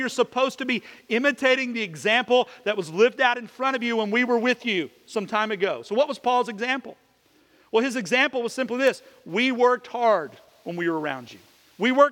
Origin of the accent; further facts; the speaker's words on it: Kentucky, United States; moved away; When I was a kid, in the little neighborhood I grew up in back in Kentucky